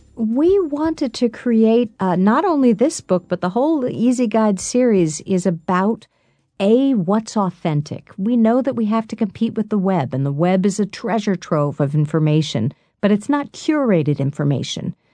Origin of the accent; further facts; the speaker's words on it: New York City, New York, United States; I'm a native New Yorker. I was born in New York. I've lived here my whole life